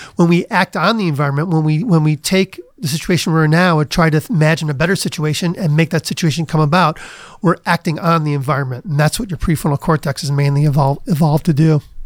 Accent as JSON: {"language": "English", "town": "Cleveland", "region": "Ohio", "country": "United States", "tie": "born or raised there", "also_born_or_lived": "Princeton / Cambridge, Massachusetts", "moved": "as an adult", "said": "I grew up in Cleveland"}